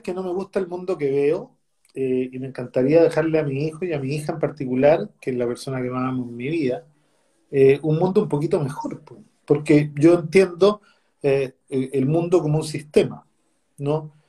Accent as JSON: {"language": "Spanish", "town": "Recoleta", "region": "Santiago Metropolitan Region", "country": "Chile", "tie": "born or raised there", "said": "con la comuna de Recoleta, en donde yo nací, me crié, me eduqué, trabajé y viví hasta los 40 años."}